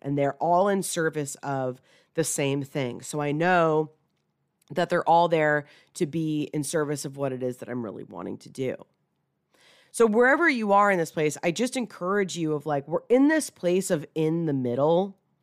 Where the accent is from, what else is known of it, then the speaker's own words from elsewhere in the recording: Atlanta, Georgia, United States; moved away as an adult; relocate back to, you know, where I grew up here in Atlanta